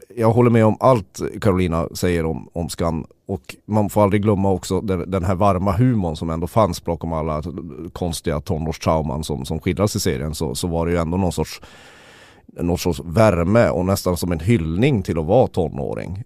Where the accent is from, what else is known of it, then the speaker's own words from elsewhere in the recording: Sweden; som svensk